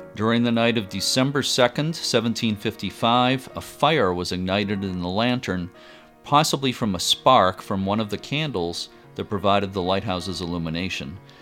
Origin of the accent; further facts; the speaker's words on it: Lynn, Massachusetts, United States; I'm a local guy. You know, I grew up in Lynn